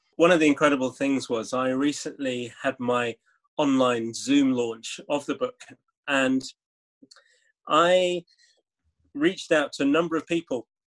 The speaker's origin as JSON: {"language": "English", "town": "Leeds", "region": "Yorkshire and the Humber", "country": "United Kingdom", "tie": "born or raised there", "said": "growing up in leeds i thought of myself as someone from leeds a yorkshireman who had caribbean parents"}